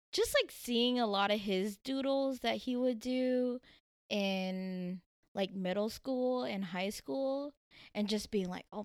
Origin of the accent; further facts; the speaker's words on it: Tokyo, Japan; born there; I was born on Yokota Air Force Base in Japan, um, but I moved every three years um, to multiple military bases. So I don't really have like one set place